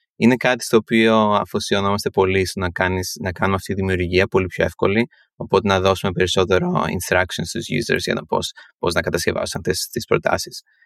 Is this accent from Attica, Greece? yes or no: yes; Athens, Attica, Greece; moved away as an adult; now in New York, United States; γεννήθηκα στην Ελλάδα, πέρασα τα 18 χρόνια πρώτη ζωή μου στην Αθήνα, μεγάλωσα